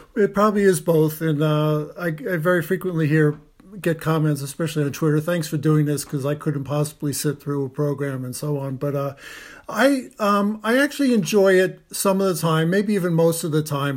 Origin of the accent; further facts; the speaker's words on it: United States; we grew up in the United States watching T V commercials